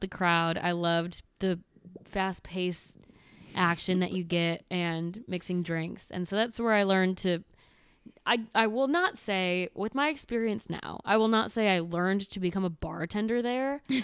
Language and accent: English; Midwest, United States; moved away; also born or lived in the South; where I grew up in the Medi-, Midwest